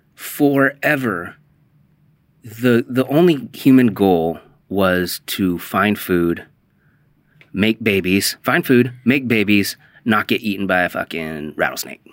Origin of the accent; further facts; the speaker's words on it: The Dalles, Oregon, United States; now in Portland, United States; you and I grew up in the Dalles